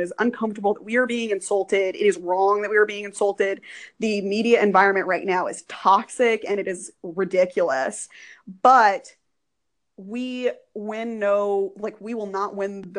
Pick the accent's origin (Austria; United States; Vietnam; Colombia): United States; Texas; I am from Texas